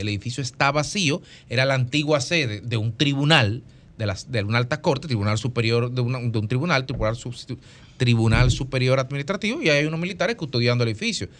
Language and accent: Spanish; Dominican Republic; como dominicanos